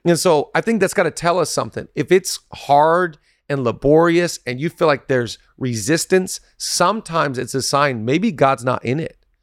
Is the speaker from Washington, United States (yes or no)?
yes; Seattle, Washington, United States; now in Los Angeles, United States; I'm from Seattle